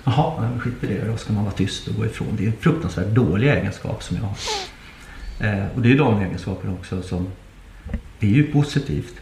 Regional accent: Nacka, Stockholm County, Sweden; i Nacka där, där jag är uppvuxen

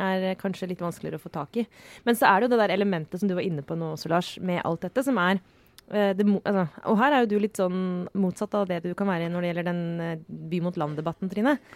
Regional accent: Skjetten, Akershus, Norway; moved away; Jeg er fra Skjetten, som ligger i Skedsmo kommune

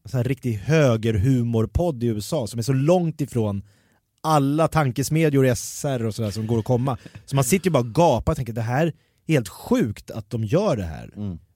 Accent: Jakobsberg, Stockholm County, Sweden; när jag växte upp i Jakobsberg

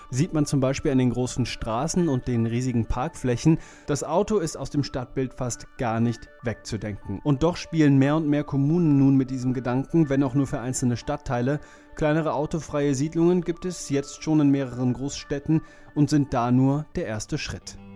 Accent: Cologne, North Rhine-Westphalia, Germany; ich bin ein Kölner Jung.

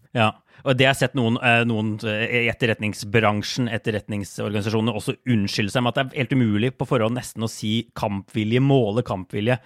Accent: Norway

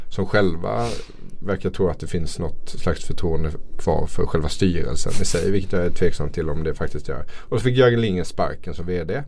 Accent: Småland, Sweden; Jag är ju från Småland här

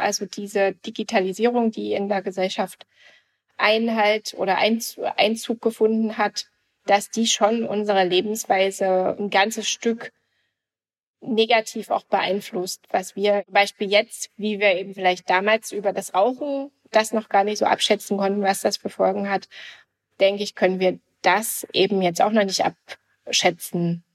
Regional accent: GDR, East Germany, Germany; ich bin also noch in der DDR mit aufgewachsen.

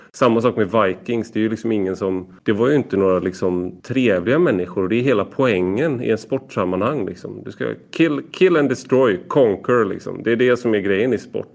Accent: Gothenburg, Västra Götaland, Sweden; som en del hör så kommer jag från Göteborg

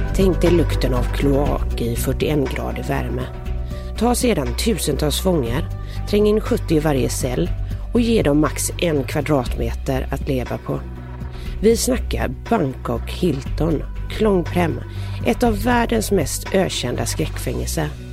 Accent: Gothenburg, Västra Götaland, Sweden; accent: Gothenburg dialect (göteborgska); jag pratar så mycket göteborgska

